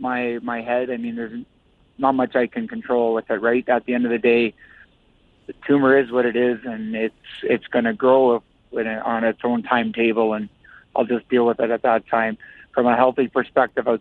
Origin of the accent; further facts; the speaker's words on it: Listowel, Ontario, Canada; I'm in my hometown, coaching junior hockey